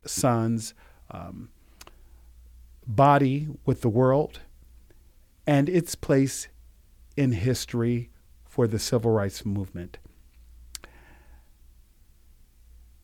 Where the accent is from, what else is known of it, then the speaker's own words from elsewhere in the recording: the South, United States; moved away; I'm originally from the South. My mother's family is Georgia. My father's family is Mississippi. So I spent a lot of time growing up in the South